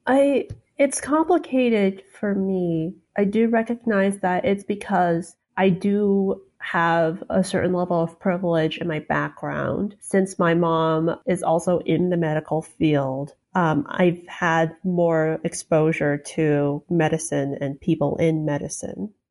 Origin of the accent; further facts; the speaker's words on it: Salt Lake City, Utah, United States; moved away as an adult; also born or lived in Chicago / China / Minnesota; now in Maryland, United States; I was born in Chicago, lived in China for half a year, then lived in Minnesota for another year, and then, uh, made that drive, uh, down to Salt Lake City, where I was until I left for college